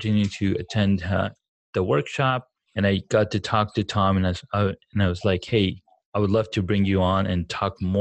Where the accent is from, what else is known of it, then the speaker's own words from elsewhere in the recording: Saudi Arabia; moved away; we grew up back in the Saudis